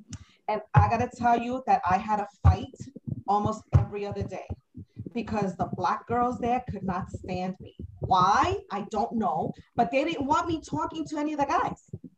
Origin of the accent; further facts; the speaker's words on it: New York City, New York, United States; I grew up in the South Bronx, Hunts Point Avenue.